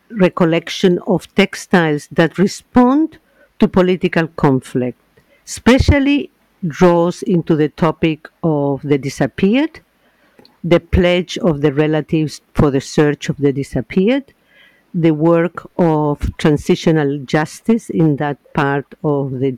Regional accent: Chile; English is a second language; now in Northern Ireland, United Kingdom; I am from Chile, so sometimes I hesitate with finding the exact word in English

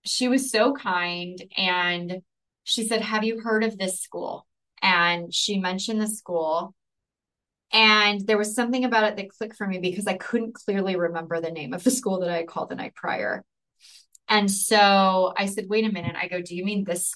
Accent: Chula Vista, California, United States; moved away as an adult; also born or lived in National City, California; I grew up in Chula Vista, lived there the majority of my life, and moved to National City. That's where we moved from

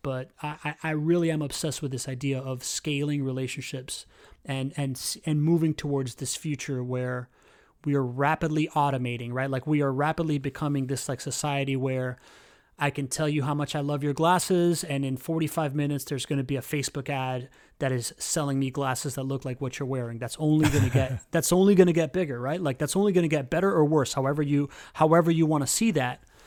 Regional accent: Miami, Florida, United States; moved away as an adult; now in Jacksonville, United States; I grew up in Miami. I'm a typical Miamian.

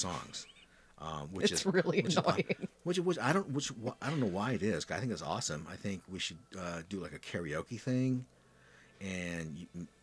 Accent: Midwest, United States; growing up in the Midwest

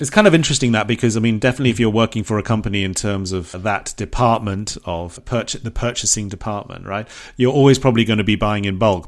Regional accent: Bournemouth, South West England, United Kingdom; moved away; there's a shop in England, in my hometown in Bournemouth

